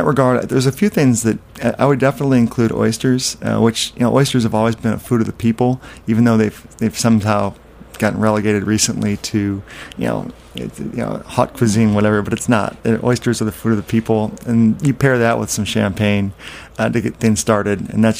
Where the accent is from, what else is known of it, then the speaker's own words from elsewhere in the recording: Midwest, United States; also born or lived in South / Europe; now in New York, United States; I spent a couple of years down there, but I'm a mishmash. I grew up in the Midwest and lived in the South, lived in Europe, and now New York.